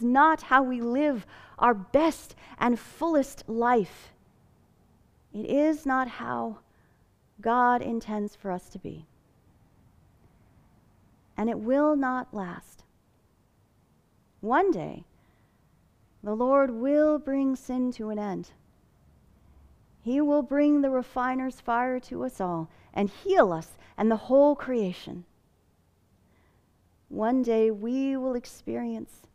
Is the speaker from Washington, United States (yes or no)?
no; Fillmore, California, United States; you could still find beautiful orange groves in my hometown.